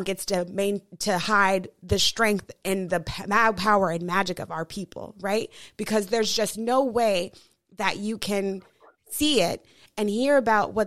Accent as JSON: {"language": "English", "town": "Denver", "region": "Colorado", "country": "United States", "tie": "born or raised there", "said": "growing up in Denver"}